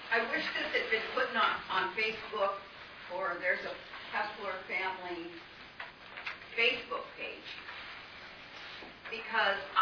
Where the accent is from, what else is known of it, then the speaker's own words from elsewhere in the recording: Rapid City, South Dakota, United States; We're from Rapid City